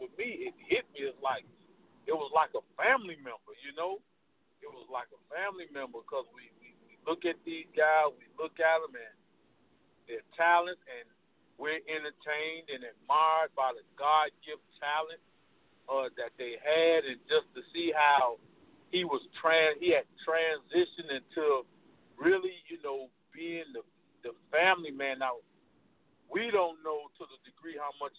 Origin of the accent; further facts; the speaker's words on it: Cleveland, Ohio, United States; I'm from Cleveland